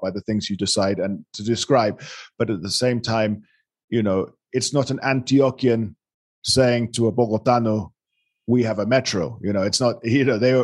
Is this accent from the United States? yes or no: no; London, United Kingdom; now in Colombia; London. I'm a Londoner.